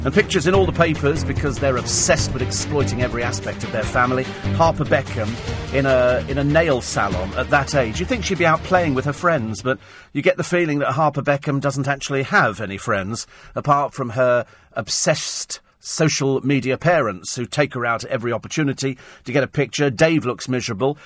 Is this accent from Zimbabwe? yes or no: no; United Kingdom